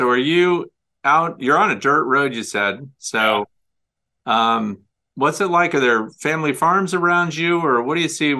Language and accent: English; Kirkwood, Missouri, United States; moved away; also born or lived in Maryville, Missouri; You've come from my home state, which is the state of Missouri. I was actually born in the northwest corner in Maryville, Missouri, but I graduated from Kirkwood High School north of you.